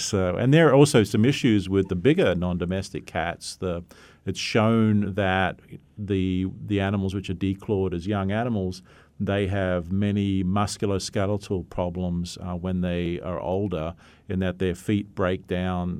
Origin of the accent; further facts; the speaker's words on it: Australia; moved away; I come from Australia. That's where I graduated from